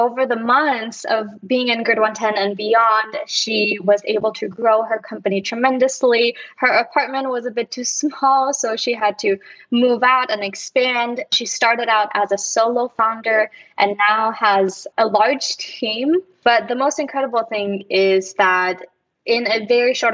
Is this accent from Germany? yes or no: yes; Germany; also born or lived in Dallas, Texas, United States; now in Los Angeles, United States; Before moving to LA, I was living in Dallas, Texas. And before living in Dallas, I was actually born and raised in Germany